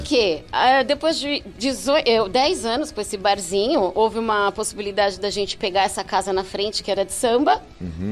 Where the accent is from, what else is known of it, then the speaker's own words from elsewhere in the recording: São Paulo, Brazil; Eu sou paulistana, uhum. ali da região da Moca, do da centro. Moca. Frequentei muito ali a Baixa Augusta